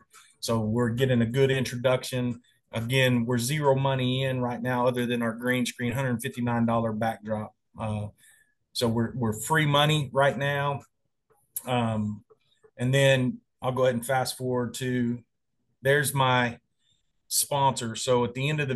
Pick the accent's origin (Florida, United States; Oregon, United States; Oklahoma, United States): Oklahoma, United States; Enid; my hometown over in Enid, Oklahoma.